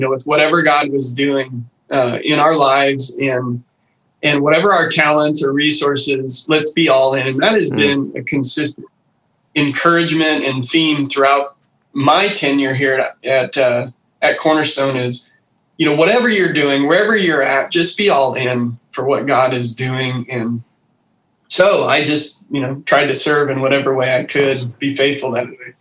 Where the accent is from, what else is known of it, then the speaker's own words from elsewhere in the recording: Carlisle, Iowa, United States; I'm born and raised in Iowa, originally from Carlisle.